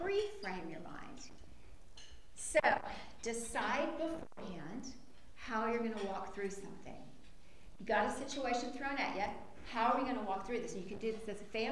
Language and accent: English; Lawton, Oklahoma, United States; moved away as an adult; also born or lived in Waco, Texas; I'm from Lawton, Oklahoma